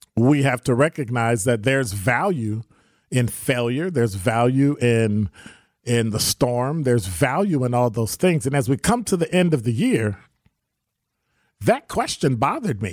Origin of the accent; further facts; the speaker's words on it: Chicago, Illinois, United States; now in Milwaukee, United States; when I grew up in Chicago, you know, when I grew up in Chicago, I wanna live in Pill Hill